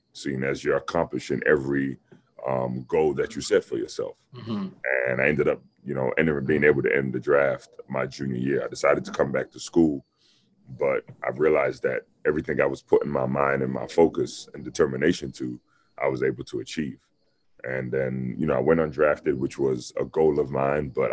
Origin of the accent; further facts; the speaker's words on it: London, United Kingdom; moved away; North London